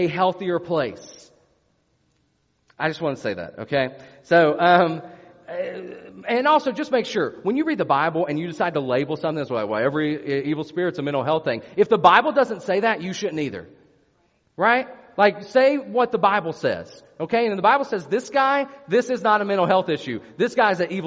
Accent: West Virginia, United States; I'm from West Virginia.

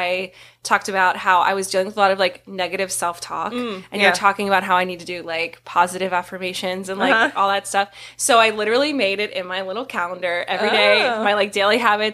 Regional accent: Harrisburg, Pennsylvania, United States; my old stomping grounds, my hometown

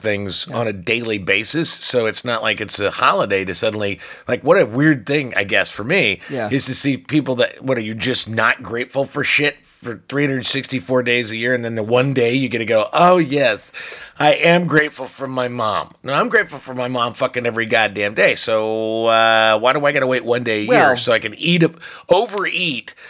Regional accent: Ireland; I'm Irish

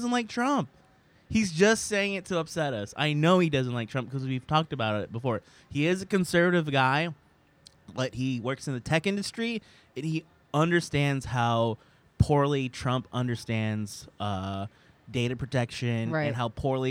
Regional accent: Sacramento, California, United States; now in New York, United States; We're all from Sacramento

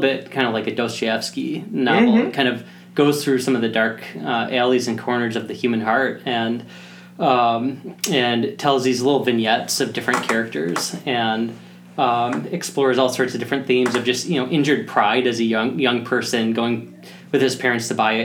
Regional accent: Rockford, Illinois, United States; moved away as an adult; also born or lived in Oak Park, Illinois / Hinsdale, Illinois; now in Minnesota, United States; when I was seven, moved out to Rockford, Illinois. So that's where I really grew up for most of my young adult years, was in Rockford.

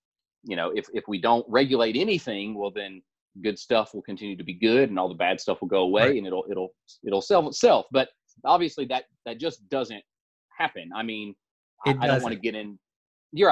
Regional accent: the South, United States; growing up in the South, for a long time

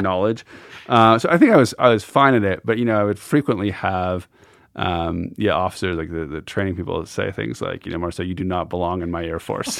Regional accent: Montana, United States; moved away; as a boy growing up in Montana

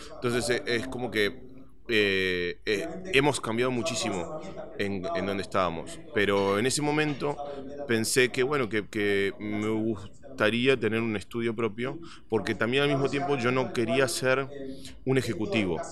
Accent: Buenos Aires, Argentina; moved away; yo soy originalmente de Argentina, eh, nací en Buenos Aires y desde muy chico ah, tenía una pasión por los videojuegos

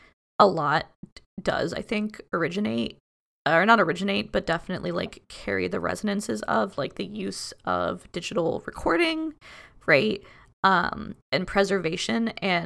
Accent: Florida, United States; born there; I was born in 93, so pre the advent of AZT, but I was born in Florida.

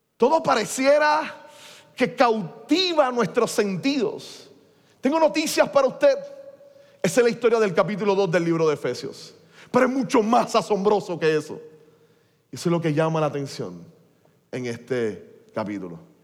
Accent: Puerto Rico; seguimos siendo iguales los puertorriqueños

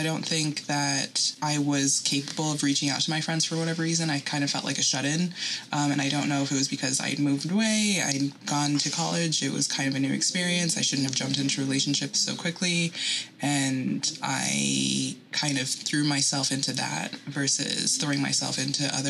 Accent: New York, United States; I'm from New York

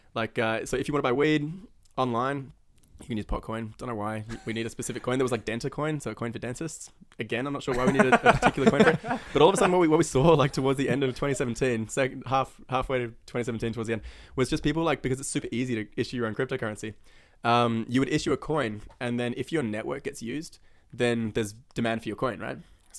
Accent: New Zealand; born there; I mean, I was born in New Zealand, so you just kind of like forced into it.

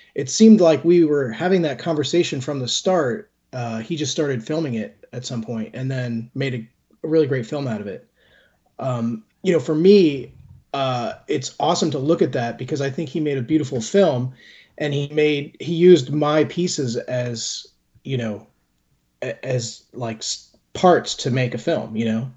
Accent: Brookfield, Connecticut, United States; I grew up in Brookfield, Connecticut, which is about an hour and a half from New York City.

